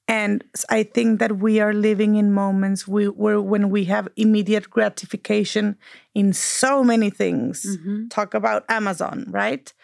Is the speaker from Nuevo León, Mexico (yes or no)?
yes; Monterrey, Nuevo León, Mexico; moved away as an adult; now in United States; we share a common background. We're from Monterrey. Life put us in the US for uh, different reasons